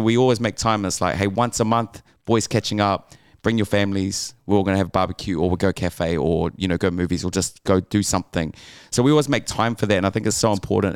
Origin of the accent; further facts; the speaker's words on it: Auckland, New Zealand; growing up in West Auckland